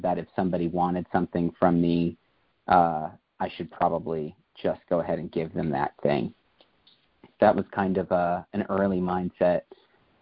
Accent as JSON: {"language": "English", "region": "New York", "country": "United States", "said": "I hail from New York, but I'm actually in a town just outside of Philadelphia right now"}